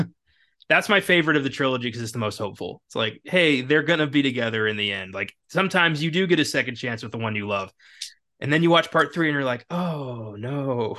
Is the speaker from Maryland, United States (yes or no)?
yes; Maryland, United States; now in Texas, United States; I'm from a s, you know, a small mountain town in Maryland